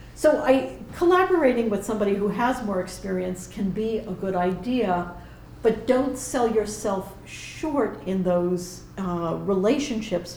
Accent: New York, United States; moved away as an adult; now in Edinburgh, United Kingdom; a Jew from New York

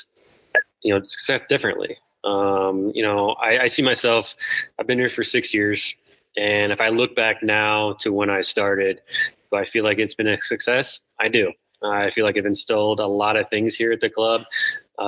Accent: Midwest, United States; now in Colorado, United States; Growing up in the Midwest

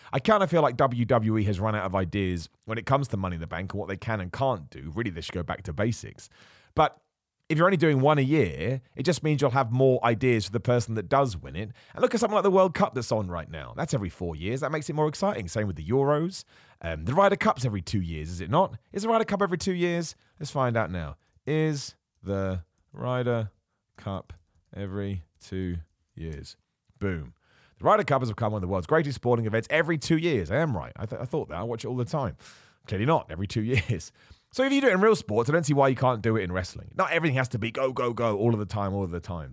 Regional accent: United Kingdom; a British man

